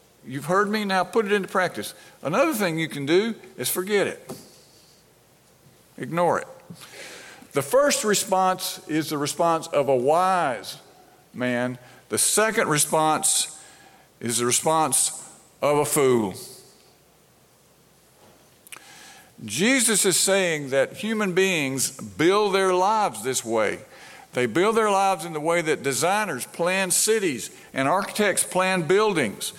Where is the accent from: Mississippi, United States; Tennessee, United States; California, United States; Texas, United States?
Mississippi, United States; Brandon; I grew up in Brandon, in the Brandon Presbyterian Church right outside of Jackson